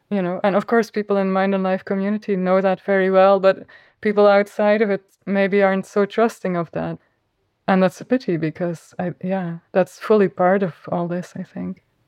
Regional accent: Flanders, Belgium; accent: Flemish; first language Flemish; English is a second language; my mother tongue is Flemish

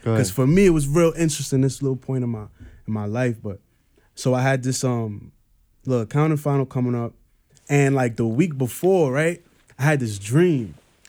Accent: Trinidad & Tobago; now in United States; Oh, you in America and shit, like, you got it. I'm from Trinidad. I was born in Trinidad.

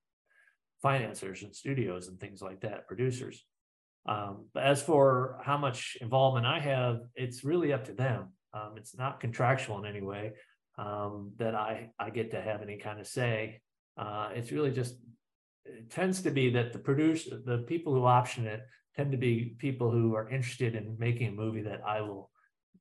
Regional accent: Midwest, United States; as a Midwesterner

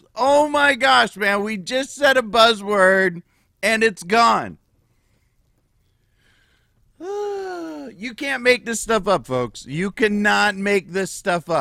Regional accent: United States; We're American Patriots.

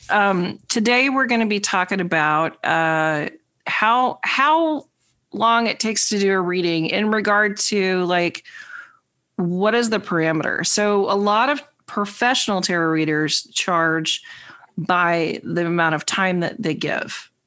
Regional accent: New York, United States; the New Yorker.

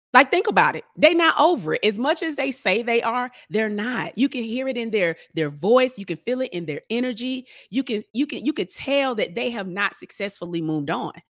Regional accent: Atlanta, Georgia, United States; I'm from Atlanta

